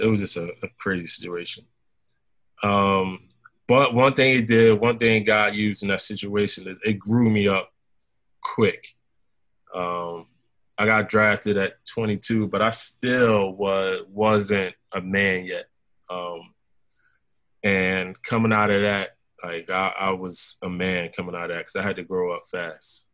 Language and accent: English; Philadelphia, Pennsylvania, United States; my hometown team